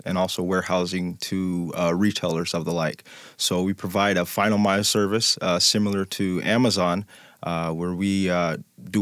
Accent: Tacoma, Washington, United States; also born or lived in Omaha, Nebraska, United States; born in Omaha, Nebraska

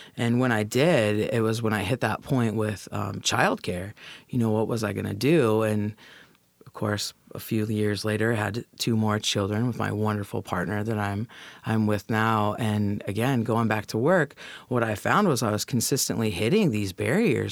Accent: Federal Way, Washington, United States; now in Tacoma, United States; I was born and raised in Federal Way, right on the other side of the Northeast Tacoma border

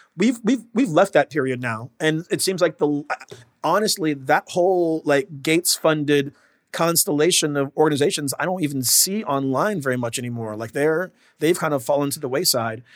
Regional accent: Washington, United States; I'm from Washington State.

